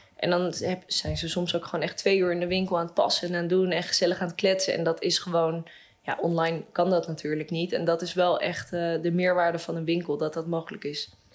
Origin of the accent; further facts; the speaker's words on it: Amsterdam, North Holland, Netherlands; zelf kom ik uit Amsterdam